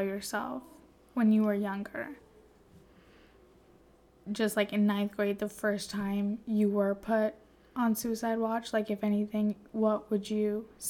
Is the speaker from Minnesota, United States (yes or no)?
no; Scripps, California, United States; I didn't realize what Scripps was until I left Scripps. Not left Scripps, I'm still here, but, like, basically realizing the culture we come from.